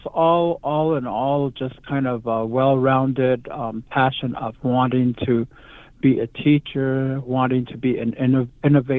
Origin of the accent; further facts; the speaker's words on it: Black Rock, Arizona, United States; now in Joseph City, United States; I am from the original place called Black Rock, Arizona